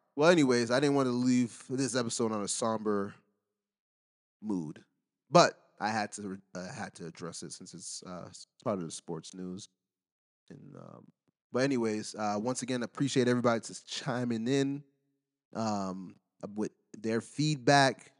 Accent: United States; I'm American

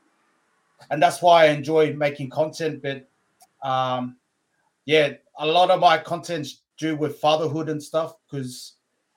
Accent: Brisbane, Queensland, Australia; also born or lived in Lower Hutt, Wellington, New Zealand; growing up in Brisbane, it was tough, but I call it home

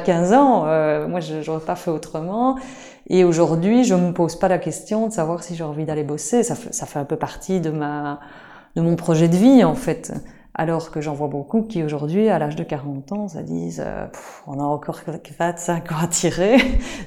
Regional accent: Liège, Wallonia, Belgium; je suis liégeoise d'origine et j'habite toujours à Liège d'ailleurs

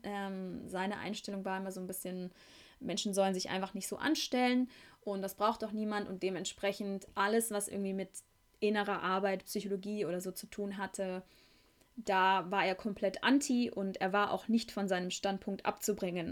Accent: Beckum, North Rhine-Westphalia, Germany; moved away; von meiner Heimatstadt Beckum

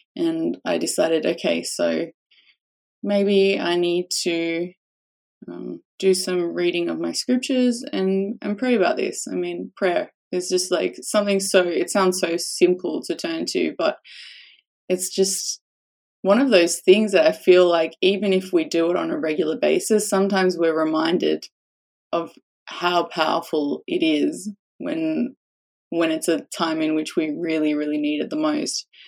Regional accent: Australia; a little bit of a sarcastic Australian

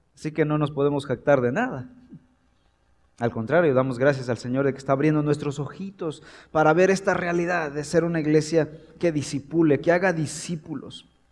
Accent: Mexico; en México tenemos una cultura y tenemos elementos que son parte de nuestra comunidad

